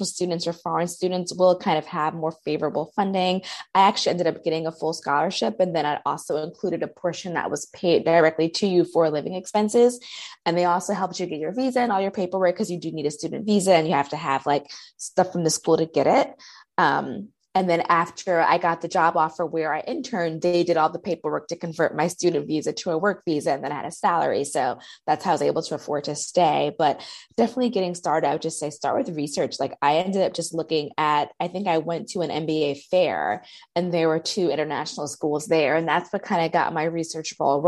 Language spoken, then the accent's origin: English; New York, United States; moved away as an adult; also born or lived in Italy; now in Beirut, Lebanon; I was born and raised in New York